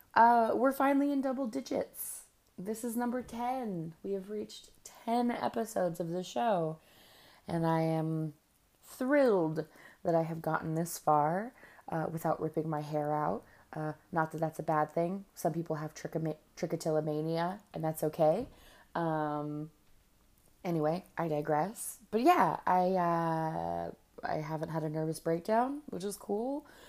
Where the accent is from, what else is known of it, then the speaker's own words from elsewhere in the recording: California, United States; now in New York, United States; I'm from California